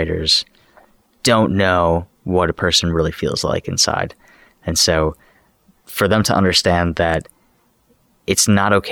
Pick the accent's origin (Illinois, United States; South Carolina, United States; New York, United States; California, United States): Illinois, United States; Chicago; I grew up in Chicago